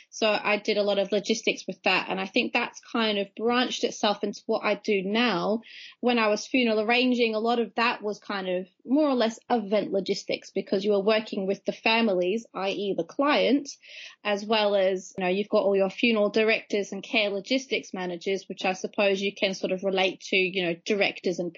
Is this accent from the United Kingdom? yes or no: no; Australia; So still uh, technically an Aussie expat. So I'm losing my accent a little bit.